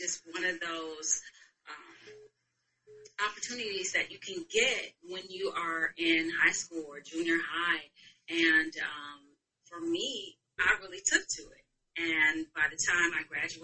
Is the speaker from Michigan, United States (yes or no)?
yes; Michigan, United States; moved away as an adult; also born or lived in Chicago; now in Los Angeles, United States; I am originally from Michigan, born and raised in Michigan, and then I moved to Chicago